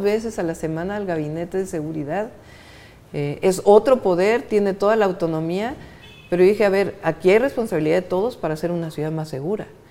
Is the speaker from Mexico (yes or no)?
yes; State of Mexico, Mexico; now in Mexico City, Mexico; Yo de chica crecí en el Estado de México